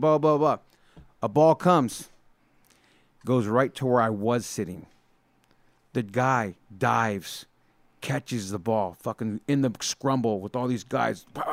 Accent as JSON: {"language": "English", "town": "San Jose", "region": "California", "country": "United States", "tie": "born or raised there", "said": "I, as a kid, went to so many Oakland A's games growing up in the Bay Area"}